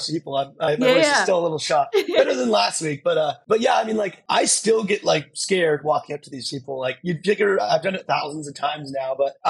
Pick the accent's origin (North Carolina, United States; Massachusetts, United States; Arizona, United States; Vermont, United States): Arizona, United States; Tucson; moved away; also born or lived in Dallas / Los Angeles; I grew up in Tucson, Arizona